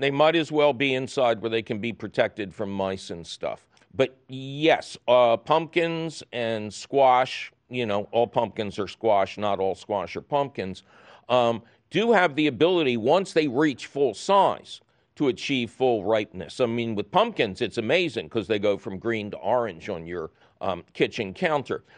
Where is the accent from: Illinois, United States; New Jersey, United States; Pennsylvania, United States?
Pennsylvania, United States; Philadelphia; we're, we're from Philly